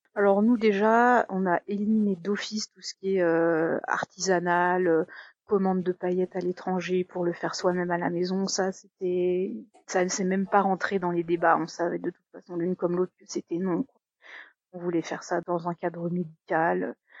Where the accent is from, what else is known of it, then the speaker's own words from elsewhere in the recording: Haute-Savoie, Auvergne-Rhône-Alpes, France; moved away as an adult; also born or lived in Paris; je suis originaire de Haute-Savoie, mais j'ai fait mes études à Paris et ensuite j'ai trouvé un job à Paris